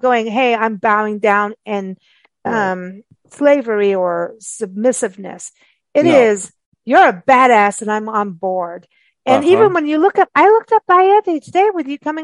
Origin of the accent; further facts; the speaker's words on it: South Africa; growing up in South Africa